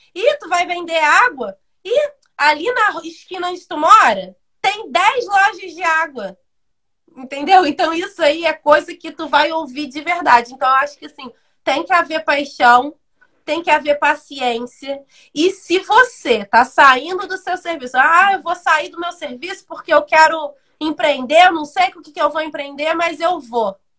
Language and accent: Portuguese; Brazil; eu fui criada, eu moro no Independência desde os sete anos de idade